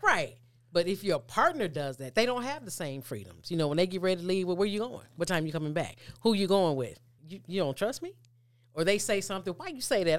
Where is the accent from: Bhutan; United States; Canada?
United States; Mississippi; we grew up climbing trees. I'm from Mississippi.